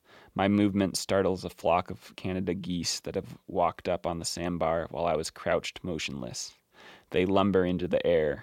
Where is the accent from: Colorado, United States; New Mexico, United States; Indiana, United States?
Colorado, United States; Glenwood Springs; Yeah, I grew up in Glenwood Springs, Colorado.